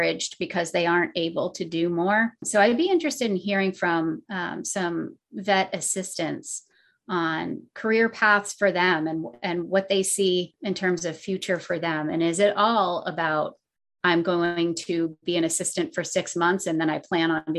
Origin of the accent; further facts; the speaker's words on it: Vermont, United States; moved away; also born or lived in Massachusetts; growing up in Vermont and living in Massachusetts